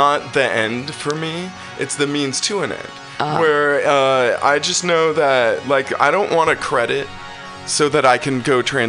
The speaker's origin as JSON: {"language": "English", "region": "California", "country": "United States", "tie": "born or raised there", "said": "I've only known California."}